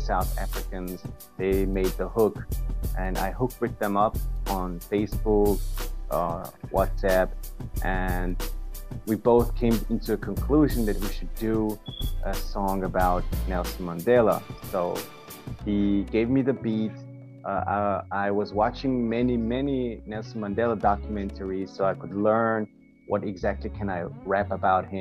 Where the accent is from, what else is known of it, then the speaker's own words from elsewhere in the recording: Vienna, Austria; I'm from Austria. Austria, Vienna in Europe.